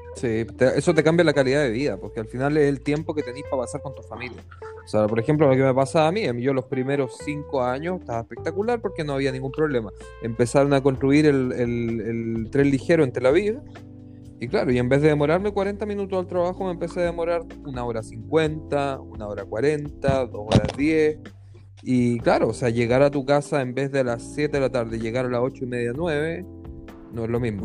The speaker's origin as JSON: {"language": "Spanish", "country": "Chile", "moved": "yes", "lives_now": "Israel", "said": "uno como chileno no está acostumbrado a enojarse con las personas"}